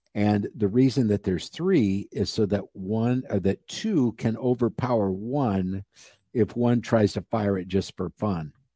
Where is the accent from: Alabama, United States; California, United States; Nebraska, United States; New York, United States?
Nebraska, United States; I grew up in Nebraska